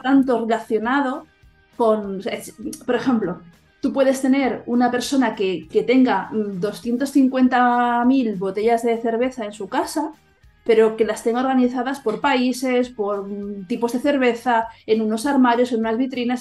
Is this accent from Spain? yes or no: yes; Catalonia, Spain; yo como soy catalana